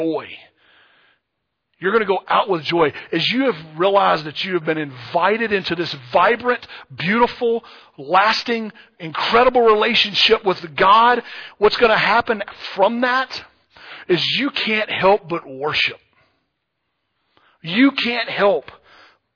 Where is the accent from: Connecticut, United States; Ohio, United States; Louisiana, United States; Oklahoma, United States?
Louisiana, United States; moved away; I grew up in Louisiana